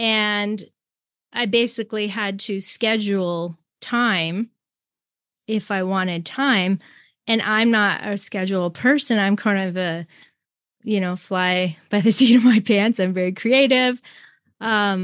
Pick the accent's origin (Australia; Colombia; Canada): Canada; I'm Canadian, American, and then I'm French